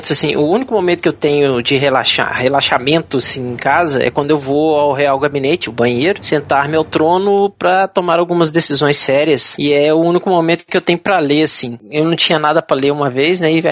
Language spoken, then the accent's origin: Portuguese; Juiz de Fora, Minas Gerais, Brazil; quando eu era pequeno, eu passei minha infância em Juiz Fora, né? Que meu avô morava lá